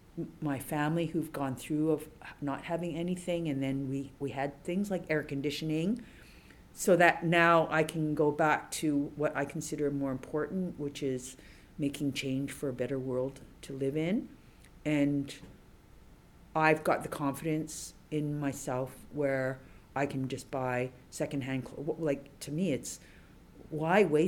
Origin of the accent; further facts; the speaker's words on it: Toronto, Ontario, Canada; moved away as an adult; also born or lived in Montreal; I grew up in Dundas and Beverly. Near Spadina, our house is right on the corner of Dundas and Beverly